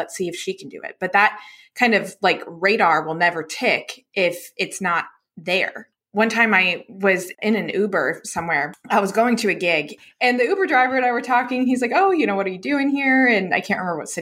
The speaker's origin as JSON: {"language": "English", "town": "Charlotte", "region": "North Carolina", "country": "United States", "tie": "born or raised there", "said": "I grew up in right outside of Charlotte, North Carolina"}